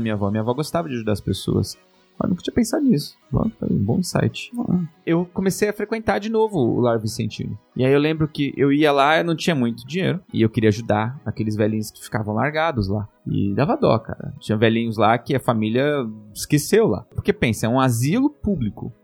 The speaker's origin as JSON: {"language": "Portuguese", "country": "Brazil", "also_born_or_lived": "Japan", "moved": "yes", "said": "sou da Zona Leste"}